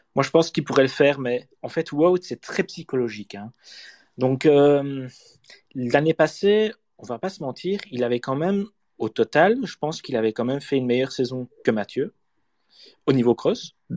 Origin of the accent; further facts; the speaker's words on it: Namur, Wallonia, Belgium; je suis Namurois